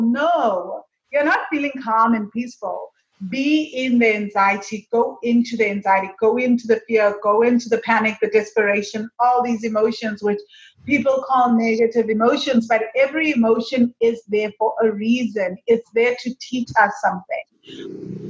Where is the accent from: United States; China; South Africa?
South Africa; moved away; I'm from South Africa.